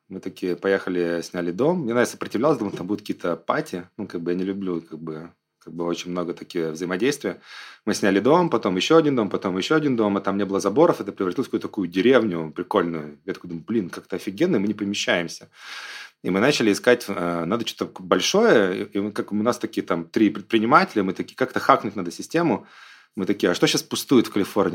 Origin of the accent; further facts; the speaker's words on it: Belarus; also born or lived in San Francisco, United States; now in Sochi, Russia; я там сам белорус